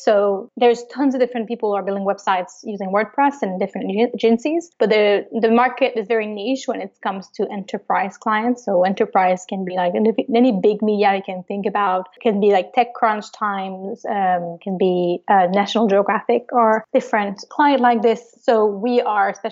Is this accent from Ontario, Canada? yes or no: no; Montreal, Quebec, Canada; I am from Montreal, Canada. So I was born and raised there